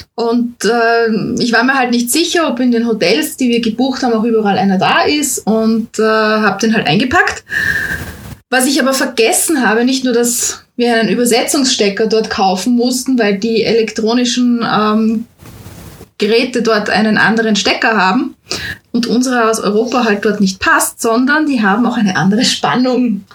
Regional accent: Austria; bei uns in Österreich

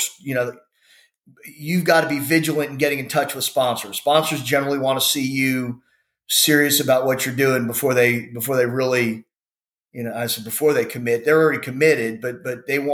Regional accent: Houston, Texas, United States; where we grew up in the Spring Branch area of Houston

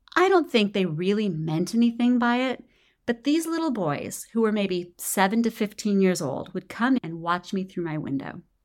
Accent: United States; also born or lived in Nicaragua; not only as an American

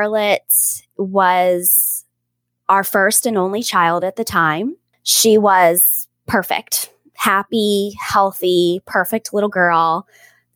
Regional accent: Pittsburgh, Pennsylvania, United States; also born or lived in Washington, D.C.; My husband and I are both born and raised in the South Hills of Pittsburgh.

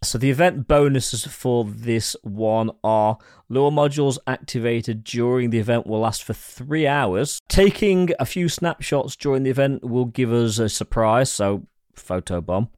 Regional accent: England, United Kingdom

